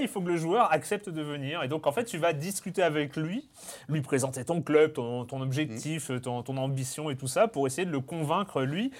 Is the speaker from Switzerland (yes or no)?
no; Lorient, Brittany, France; Lorient, ah, qui, qui joue au stade du Moustoir. voilà, c'est là où, c'est là où j'ai grandi